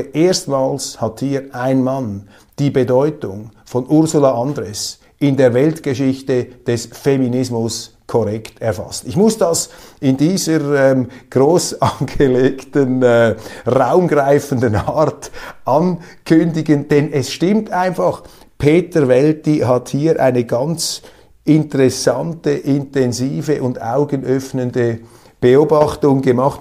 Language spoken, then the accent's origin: German; Switzerland; als Schweizer